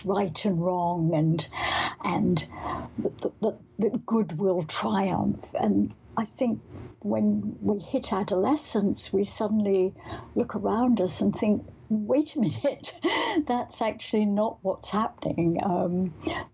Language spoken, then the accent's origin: English; Scotland, United Kingdom; Growing up in Scotland, although we weren't particularly religious